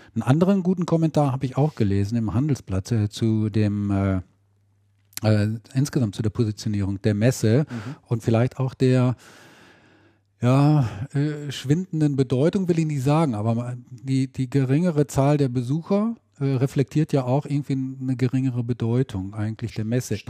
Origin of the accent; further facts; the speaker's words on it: Ahaus, North Rhine-Westphalia, Germany; aus Ahaus, aus meiner Heimat